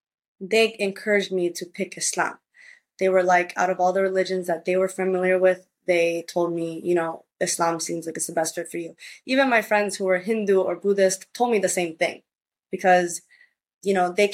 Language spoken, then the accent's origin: English; Puerto Rico; also born or lived in United States; And when I was in Puerto Rico, because I spent part of my childhood growing up in Puerto Rico back and forth between the states, the schools there are Catholic private schools.